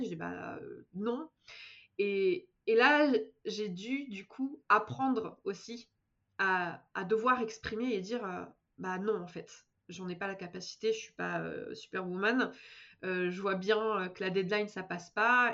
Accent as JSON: {"language": "French", "town": "Bordeaux", "region": "Nouvelle-Aquitaine", "country": "France", "also_born_or_lived": "Paris", "moved": "as an adult", "lives_now": "Manchester, United Kingdom", "said": "je suis originaire de Bordeaux à la base"}